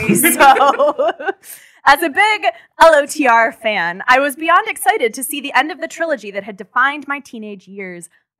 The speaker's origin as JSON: {"language": "English", "town": "Miami", "region": "Florida", "country": "United States", "said": "I'm from Miami"}